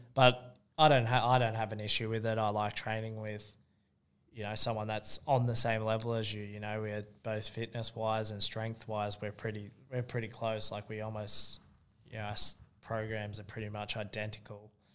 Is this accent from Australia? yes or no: yes; Sydney, New South Wales, Australia; moved away; I grew up in Sydney.